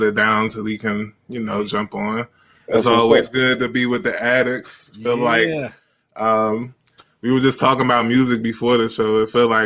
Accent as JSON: {"language": "English", "town": "Washington", "region": "District of Columbia", "country": "United States", "tie": "born or raised there", "said": "growing up in Washington, D.C."}